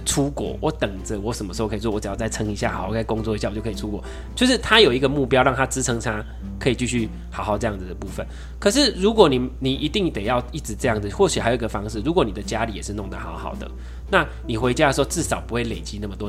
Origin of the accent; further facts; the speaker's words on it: Taiwan; 你真的会很以自己身为台湾人为荣